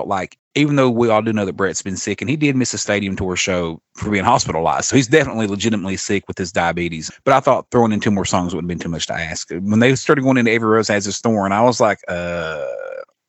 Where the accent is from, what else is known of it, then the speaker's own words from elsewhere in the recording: Pikeville, Kentucky, United States; my hometown, Pikeville, Kentucky. We have an arena here that holds about 8,000.